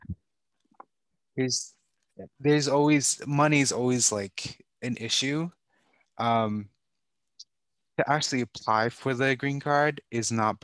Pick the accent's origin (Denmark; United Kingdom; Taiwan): Taiwan; also born or lived in Vancouver, British Columbia / Rhode Island; now in United States; I grew up in Taiwan